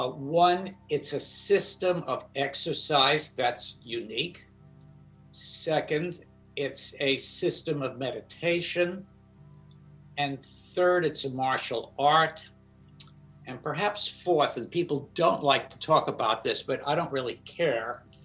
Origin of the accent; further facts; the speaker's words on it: China; English is a second language; I grew up in China. Amazingly poor village.